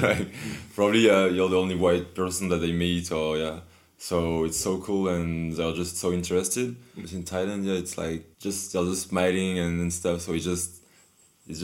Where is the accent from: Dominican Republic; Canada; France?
France; English is a second language; I'm from France.